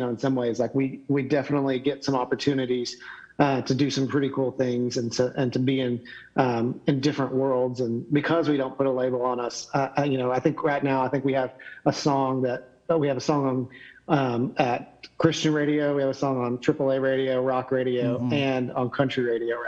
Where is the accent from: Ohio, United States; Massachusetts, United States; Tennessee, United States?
Tennessee, United States; Knoxville; I'm from Knoxville, so Dollywood's like 20 minutes from my house